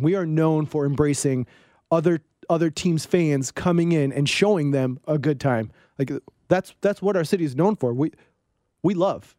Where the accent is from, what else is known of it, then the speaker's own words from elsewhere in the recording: East Coast, United States; moved away as an adult; growing up on the East Coast